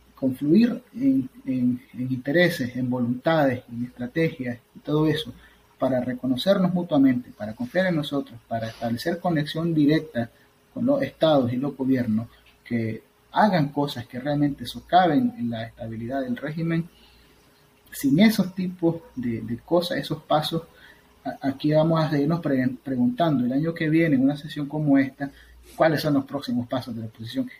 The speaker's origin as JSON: {"language": "Spanish", "country": "Nicaragua", "moved": "as an adult", "lives_now": "United States"}